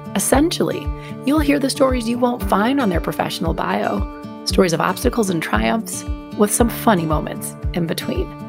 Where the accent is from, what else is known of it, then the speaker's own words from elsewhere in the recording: outside Milwaukee, Wisconsin, United States; moved away as an adult; also born or lived in Washington, D.C.; I grew up in the Midwest. I grew up right outside Milwaukee